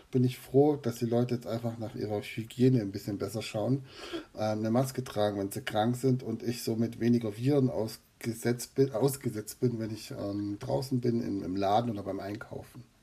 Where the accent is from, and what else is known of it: Swabia, near Heidenheim, Baden-Württemberg, Germany; accent: Swabian dialect